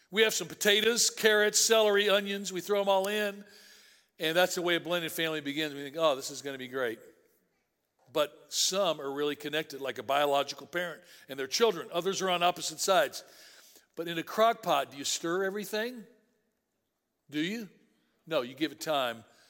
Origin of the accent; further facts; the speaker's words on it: Tennessee, United States; I grew up in Tennessee.